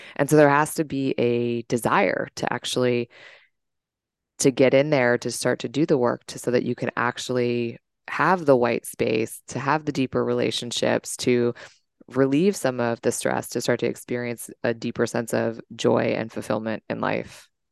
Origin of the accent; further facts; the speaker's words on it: Washington, District of Columbia, United States; I'm from the Washington, D C area, born and raised